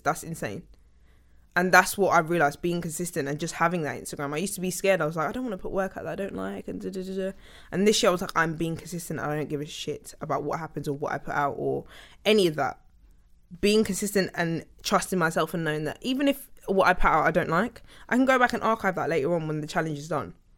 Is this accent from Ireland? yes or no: no; Sutton, London, United Kingdom; also born or lived in King's College Hospital, London / Fort Neath (possibly Thornton Heath), London; I was born in Fort Neath. And then, 'cause that's where I lived until I was eight, and then I moved to Sutton